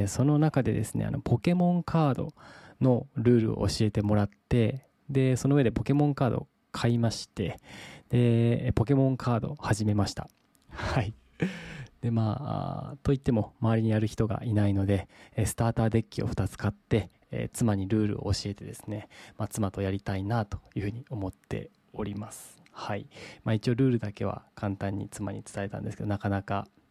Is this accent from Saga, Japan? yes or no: yes; Saga, Japan; moved away; 地元の佐賀県に帰っておりまして